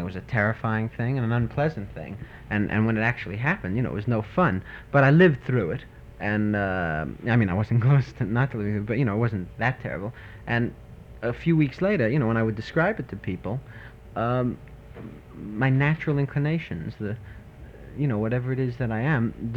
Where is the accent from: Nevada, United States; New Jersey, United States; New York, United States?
New York, United States; New York City; I am from Brooklyn.